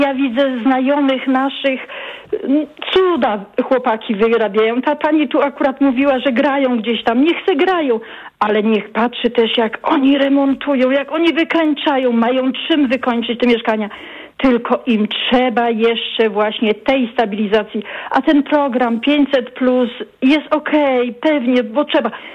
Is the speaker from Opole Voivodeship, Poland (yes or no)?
yes; Opole Voivodeship, Poland; ja jestem właśnie nie z Opola, z Opolskiego. Y, to jest prowincja.